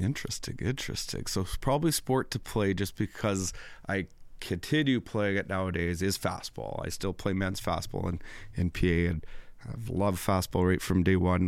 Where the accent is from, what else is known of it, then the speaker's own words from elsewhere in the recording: MacDowall, Saskatchewan, Canada; I'm from McDowell, Saskatchewan